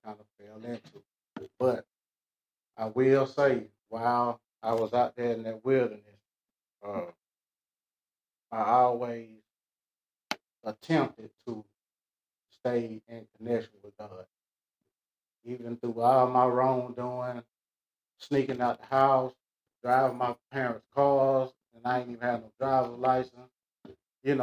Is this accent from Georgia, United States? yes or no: yes; Atlanta, Georgia, United States; I was born and raised in Atlanta